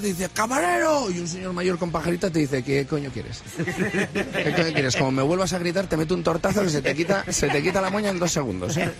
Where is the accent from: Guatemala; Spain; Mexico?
Spain; Yo soy español